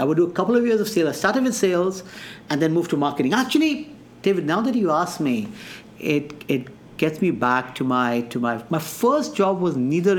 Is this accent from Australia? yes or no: no; foothills of the Himalayas, Uttar Pradesh, India; moved away as an adult; now in West Michigan, United States; I've been born and brought up in India, foothill of the Himalayas.